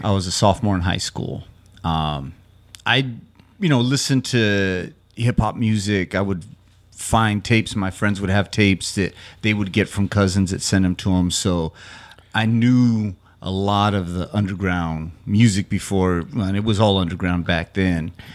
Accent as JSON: {"language": "English", "town": "Loving", "region": "New Mexico", "country": "United States", "tie": "born or raised there", "also_born_or_lived": "Carlsbad, New Mexico", "said": "So that's what my hometown Loving and Carl's Bad's like. They're ten miles apart."}